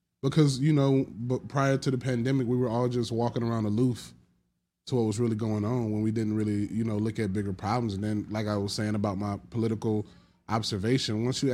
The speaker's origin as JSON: {"language": "English", "region": "Georgia", "country": "United States", "tie": "born or raised there", "said": "I'm from Georgia"}